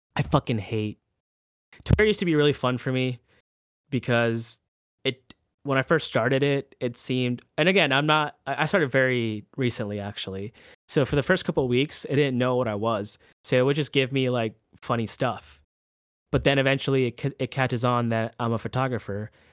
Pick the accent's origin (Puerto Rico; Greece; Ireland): Puerto Rico; now in Orlando, United States; a little Puerto Rican island boy.